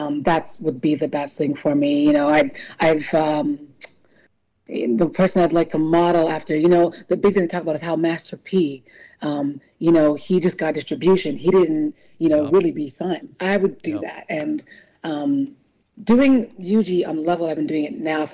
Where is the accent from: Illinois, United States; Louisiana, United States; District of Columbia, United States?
Louisiana, United States; New Orleans; also born or lived in California / New York / Chicago; now in Philadelphia, United States; I was raised in New Orleans, Louisiana. So always Nola girl for life